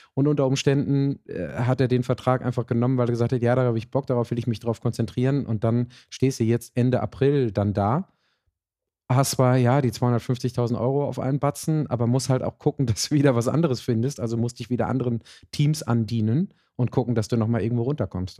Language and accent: German; Germany; als Deutsche in unserer Kultur